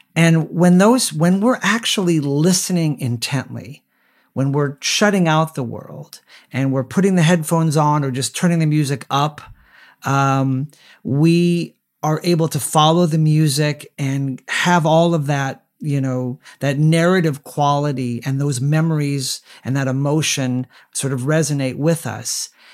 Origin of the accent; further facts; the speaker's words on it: Southern California, United States; my hometown in Southern California